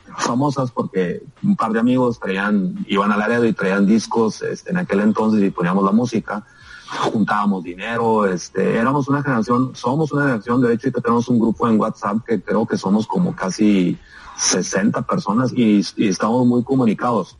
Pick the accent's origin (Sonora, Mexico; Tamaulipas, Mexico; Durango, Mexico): Sonora, Mexico; Hermosillo; moved away as an adult; also born or lived in Morelia, Michoacán / Monterrey, Nuevo León / Tucson, Arizona; Yo soy de Hermosillo. Bueno, mucha gente no sabe, pero yo nací en Morelia, Michoacán, y como al año y medio mis papás se fueron a vivir a Hermosillo.